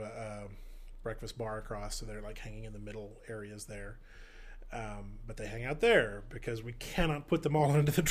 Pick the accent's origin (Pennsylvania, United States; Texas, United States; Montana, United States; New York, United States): Texas, United States; Grapevine; My hometown, Grapevine, Texas, is rather historic.